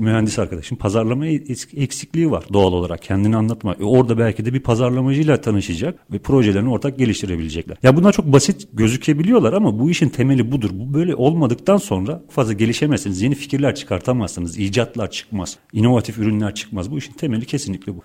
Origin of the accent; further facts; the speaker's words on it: Turkey; bir Türk olarak